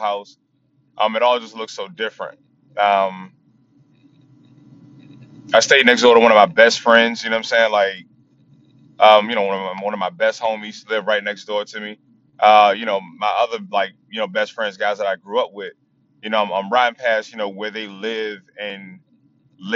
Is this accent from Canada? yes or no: no; Chesapeake, Virginia, United States; moved away; also born or lived in Norfolk, Virginia; Ended up moving to Chesapeake with my dad and finishing up, middle school and high school, over in Chesapeake.